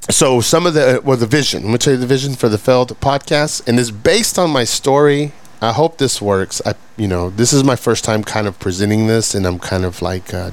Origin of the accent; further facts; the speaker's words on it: Fort Worth, Texas, United States; I grew up in Southside Fort Worth, and uh, when I started school, you know, I'm, I'm first generation. You know, m- uh, very little money very little English in the household, no education on my parents' behalf.